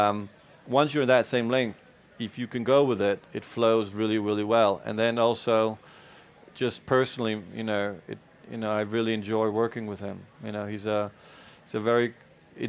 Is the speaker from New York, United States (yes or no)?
yes; New York, United States; English is a second language; also born or lived in Denmark; I didn't grow up in Denmark. I grew up in New York. So I may have a Danish passport, but I'm a New Yorker by heart